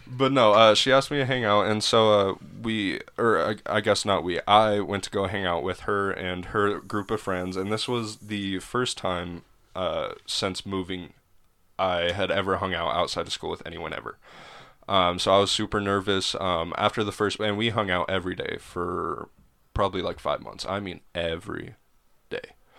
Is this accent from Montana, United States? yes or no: yes; Helena, Montana, United States; moved away; Helena, Montana